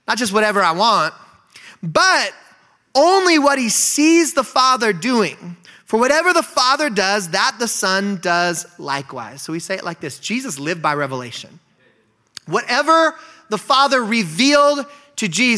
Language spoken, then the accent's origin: English; Bend, Oregon, United States; moved away as an adult; also born or lived in Eugene, Oregon / Nampa, Idaho; now in Spokane, United States; I grew up in Bend, Oregon